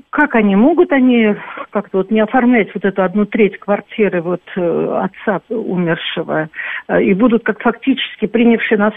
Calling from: Moscow, Russia

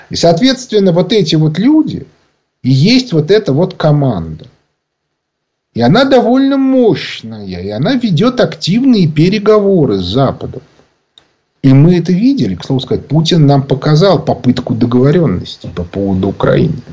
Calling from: Moscow, Russia

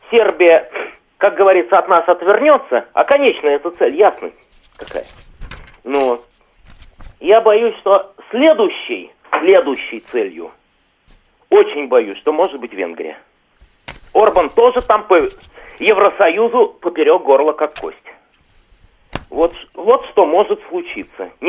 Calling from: Moscow, Russia; я из Москвы.

